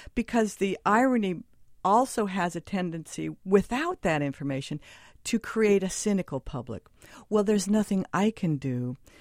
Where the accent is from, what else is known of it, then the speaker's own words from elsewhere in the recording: Southern California, United States; now in New York, United States; I come from Southern California, where the water was kind of recycled, and I felt like I was drinking chlorine a lot